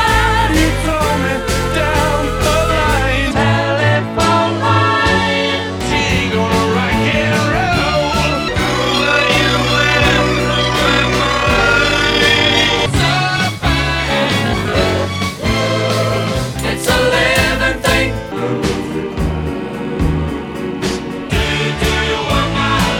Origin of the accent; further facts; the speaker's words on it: United States; also born or lived in Phoenix; I'm an American